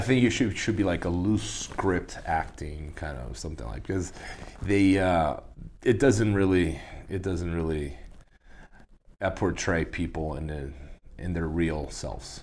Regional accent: Brazil; I grew up in Brazil

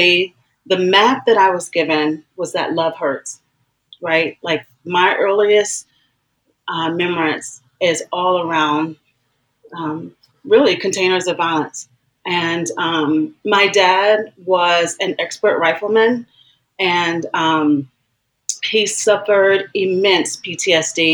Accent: rural North Carolina town, United States; moved away; also born or lived in Washington, D.C.; I was born in Washington, D.C., but I actually grew up in, like, from a little girl, as early as five, my earliest remembrance of being in this place, in a deeply segregated, rural North Carolina town

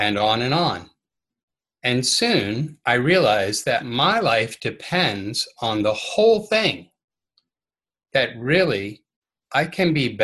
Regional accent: Smithfield, Virginia, United States; moved away as an adult; also born or lived in Atlanta, Georgia / Charlottesville, Virginia; now in Williamsburg, United States; I grew up in Smithfield as a United Methodist, just about an hour away from here

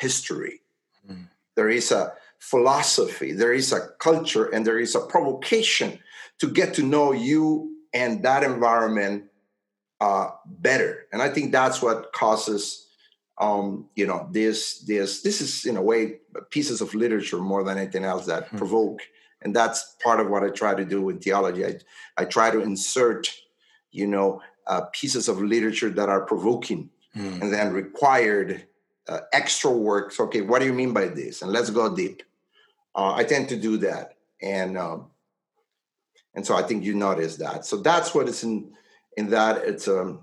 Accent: Honduras; now in United States; I was born in Honduras, my grandfather was a white from the South, and my great-grandfather was from Great Britain

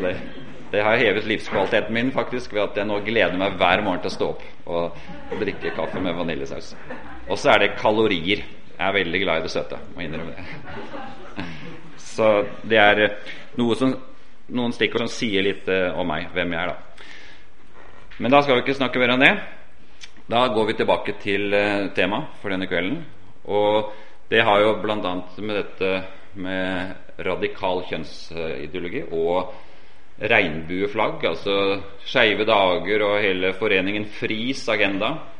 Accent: Oslo area, Norway; accent: Oslo dialect; moved away as an adult; also born or lived in Portugal; Jeg har jo Oslo-dialekt, og det stemmer at jeg kommer fra Oslo-området

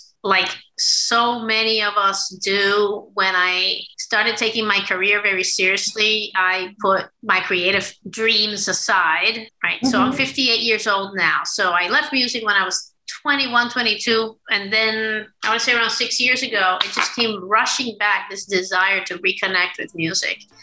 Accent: Puerto Rico; moved away as an adult; also born or lived in Washington, D.C.; now in Philadelphia, United States; I was born and raised in Puerto Rico, and I moved to D.C. to go to law school at the age of 19

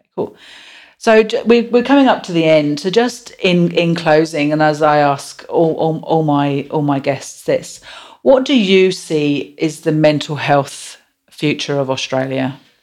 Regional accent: England, United Kingdom; moved away; I'm so English

